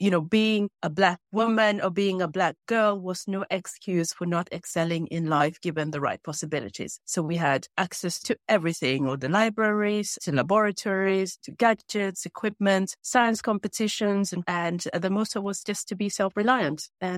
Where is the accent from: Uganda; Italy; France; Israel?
Uganda; also born or lived in Norway; I grew up in Uganda and in Norway.